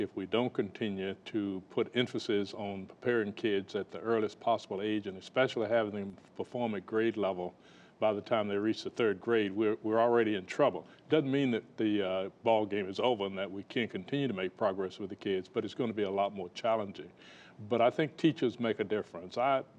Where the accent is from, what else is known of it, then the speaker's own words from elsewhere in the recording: Southern United States, United States; In the South, yes. I'm a Southerner.